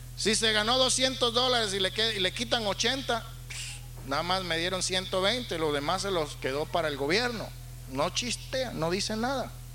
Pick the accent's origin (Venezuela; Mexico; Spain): Venezuela; Valera, Trujillo; also born or lived in Sacramento, California / California; now in United States; En el hospital en la ciudad de Valera donde yo nací